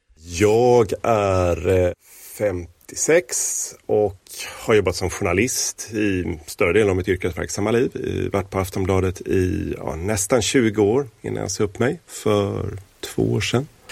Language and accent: Swedish; Gothenburg, Västra Götaland, Sweden; Jag hade en lekkamrat i området där jag växte upp, i Göteborg